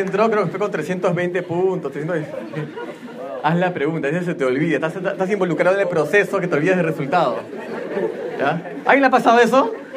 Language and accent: Spanish; Peru